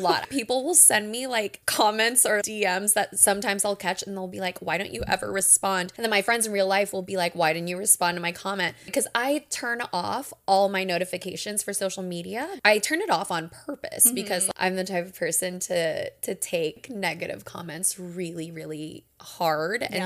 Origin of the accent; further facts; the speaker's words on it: Houston, Texas, United States; moved away as an adult; also born or lived in New York; now in Pacific Northwest, United States; I'm from Houston, Texas, and now I'm in the PNW for residency